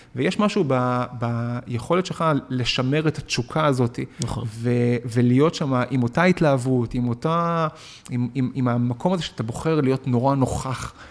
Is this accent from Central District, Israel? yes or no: no; Tel Aviv, Tel Aviv District, Israel; also born or lived in Argentina / Beersheba; אני עובר מהפריפריה, אה, כיתה ד' למרכז תל אביב